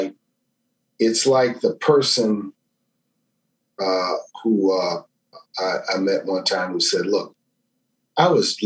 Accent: New Orleans, Louisiana, United States; I grew up in New Orleans

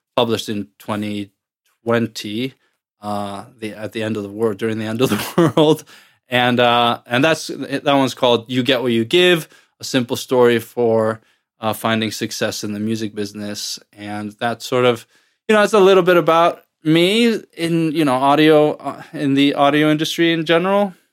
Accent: Iceland; moved away as an adult; now in United States; I'm originally from Iceland, but I have lived in the U S since two thousand nine, two thousand ten or so

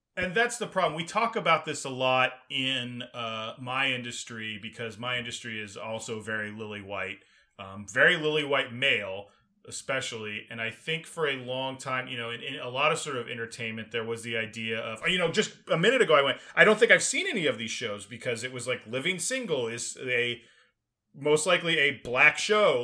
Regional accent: Texas, United States; also born or lived in Illinois / Maryland; growing up in Texas

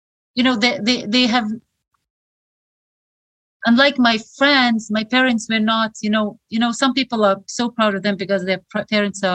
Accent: Khorog, Gorno-Badakhshan, Tajikistan; English is a second language; moved away as an adult; now in United States; I was born in Horog, it's a small city in Tajikistan, and I was born in the context of Soviet Union.

